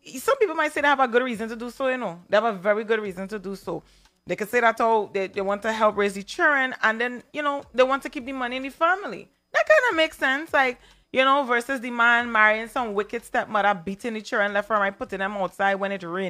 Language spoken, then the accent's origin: English; Trinidad & Tobago; I'm from Trinidad